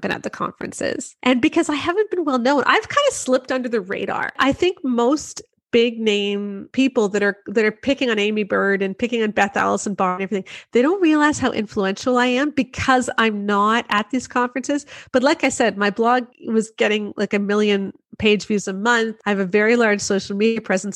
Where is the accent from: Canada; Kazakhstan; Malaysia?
Canada; I'm Canadian. So I'm outside of the US